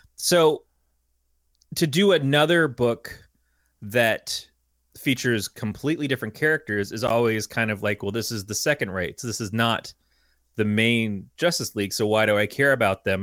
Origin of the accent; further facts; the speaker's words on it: United States; being an American